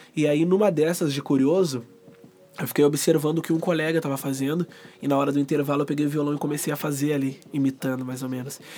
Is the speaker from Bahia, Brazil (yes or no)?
no; Dunas, Rio Grande do Sul, Brazil; Eu nasci e me criei no Dunas